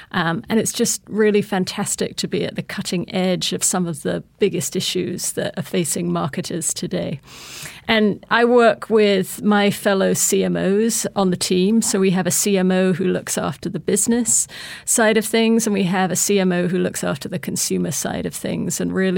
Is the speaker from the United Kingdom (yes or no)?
yes; United Kingdom; Look, I'm just a British girl that grew up in the countryside. I was the daughter of two school teachers.